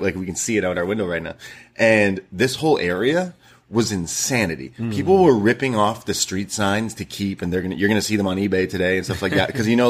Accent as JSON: {"language": "English", "town": "Toronto", "region": "Ontario", "country": "Canada", "tie": "born or raised there", "said": "I am from Toronto growing up."}